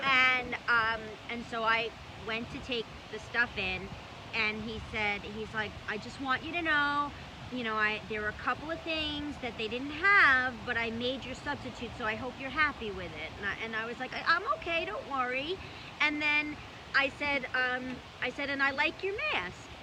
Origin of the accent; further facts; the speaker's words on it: New York City, New York, United States; When I was growing up in Brooklyn